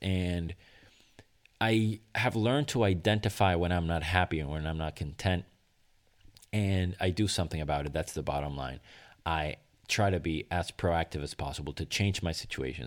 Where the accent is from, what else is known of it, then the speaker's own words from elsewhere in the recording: Venezuela; moved away; my home country of Venezuela